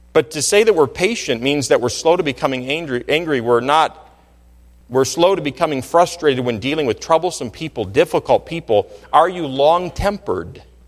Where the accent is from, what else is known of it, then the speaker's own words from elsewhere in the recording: Michigan, United States; I grew up in Michigan